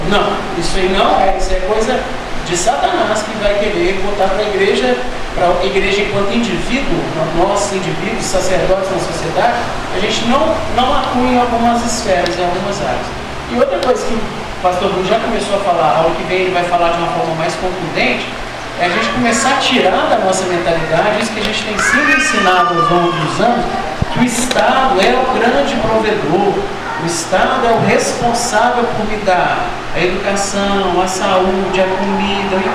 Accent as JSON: {"language": "Portuguese", "country": "Brazil", "said": "enquanto brasileiros"}